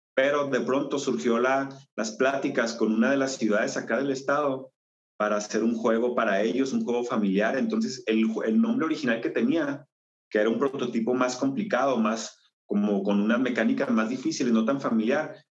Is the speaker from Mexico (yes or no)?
yes; Chihuahua, Mexico; soy mexicano, nací en el estado de Chihuahua, en la ciudad de Chihuahua